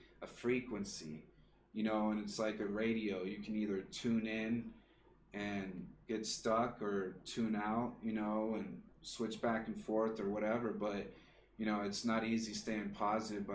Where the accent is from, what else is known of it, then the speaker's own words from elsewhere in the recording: the South, United States; moved away; we're from the South